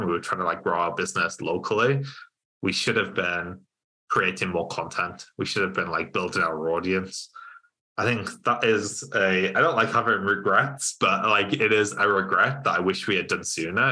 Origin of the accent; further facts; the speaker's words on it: Cumbria, North West England, United Kingdom; moved away as an adult; also born or lived in Lancaster; now in Newcastle, United Kingdom; I'm from Cumbria originally